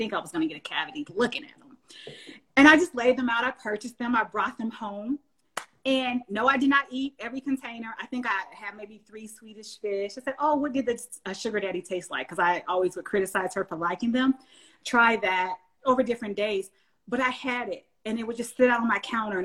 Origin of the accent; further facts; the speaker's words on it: the South, United States; I'm from the South. So we say ain't no's and that ain't and this